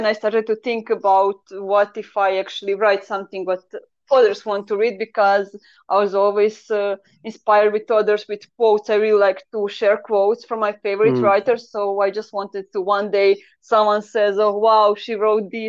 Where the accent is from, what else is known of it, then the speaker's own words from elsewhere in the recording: Croatia; first language Croatian; English is a second language; I kind of always write on the Croatian, so it is my mother language because I'm from Croatia.